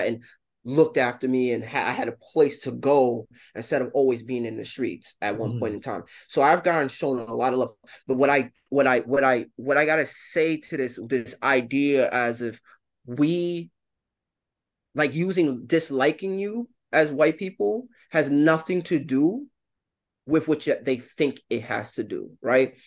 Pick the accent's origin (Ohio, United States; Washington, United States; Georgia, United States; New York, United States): New York, United States; New York City; Growing up in New York City